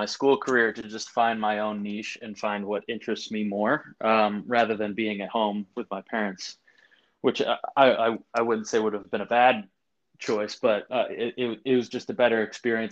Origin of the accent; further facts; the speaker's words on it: outside of Boston, Massachusetts, United States; now in Brooklyn, United States; I was born or raised outside of Boston.